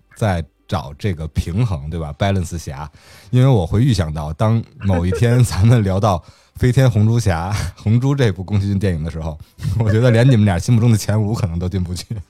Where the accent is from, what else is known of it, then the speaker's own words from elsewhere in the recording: Beijing, China; 在我老家，在我小的时候